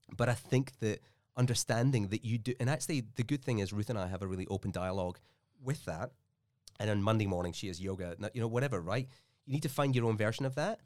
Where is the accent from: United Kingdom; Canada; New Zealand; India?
United Kingdom; Scotland; also born or lived in Melbourne, Australia; now in Australia; had this classic immigrant dilemma where we're both from Scotland and we're, like, over here